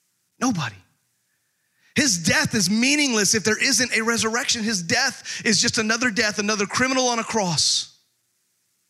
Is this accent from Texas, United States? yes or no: yes; Texas, United States; I grew up in Texas